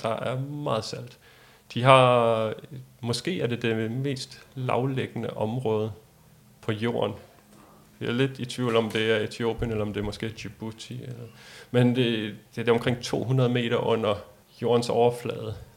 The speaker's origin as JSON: {"language": "Danish", "country": "Denmark", "said": "som dansker"}